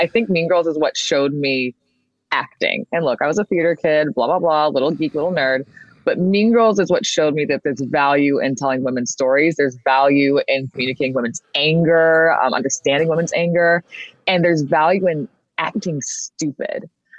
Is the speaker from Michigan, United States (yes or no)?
yes; Michigan, United States; She's from Africa. I'm from Michigan. I said, that's me. She's me. It's giving Detroiter.